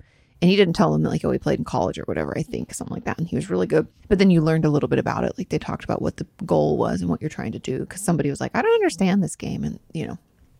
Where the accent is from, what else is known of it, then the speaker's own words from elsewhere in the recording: London, United Kingdom; I grew up in the East End of London where we have Cockney rhyming slang.